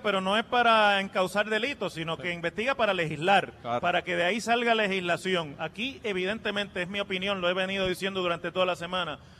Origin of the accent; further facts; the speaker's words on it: Mayagüez, Puerto Rico; mi pueblo de Mayagüez